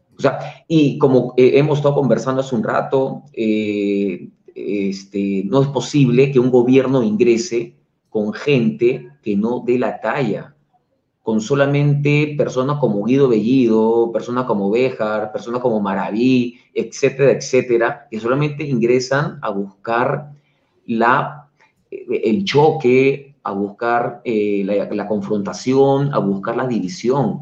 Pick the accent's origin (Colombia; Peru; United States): Peru; somos los peruanos